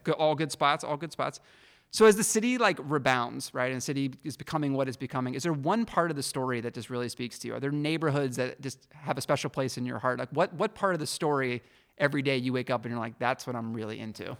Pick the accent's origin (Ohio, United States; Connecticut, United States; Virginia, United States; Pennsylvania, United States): Pennsylvania, United States; Pittsburgh; now in Detroit, United States; my hometown, Pittsburgh